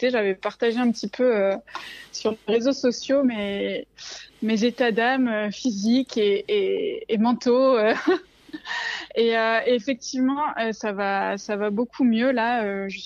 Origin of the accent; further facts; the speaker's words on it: Marseille, Provence-Alpes-Côte d'Azur, France; now in Gap, France; j'ai bientôt 32 euh, ans. Je suis de Marseille, même si ça s'entend pas, et ça va faire un an que je me suis installée avec mon chien Peanut euh, du côté de Gap.